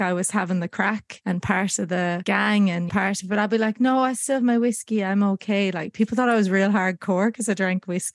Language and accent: English; Ireland; moved away as an adult; also born or lived in United States; now in Australia; Growing up in Ireland and around the music industry